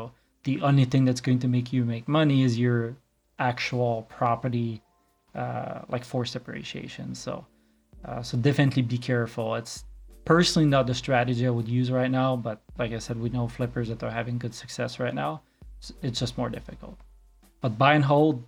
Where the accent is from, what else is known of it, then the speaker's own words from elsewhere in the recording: Quebec, Canada; moved away as an adult; now in Calgary, Canada; I grew up in Quebec and moved here 11 years ago.